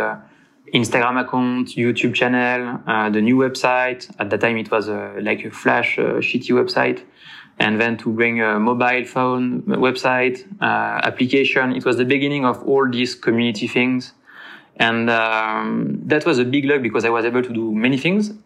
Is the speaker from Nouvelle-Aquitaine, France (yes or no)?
yes; Cognac, Nouvelle-Aquitaine, France; English is a second language; moved away as an adult; also born or lived in Le Locle; I'm from Cognac, from the southwest of France